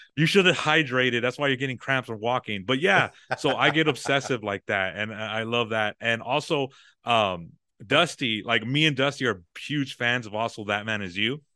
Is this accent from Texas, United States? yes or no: yes; San Antonio, Texas, United States; born and raised San Antonio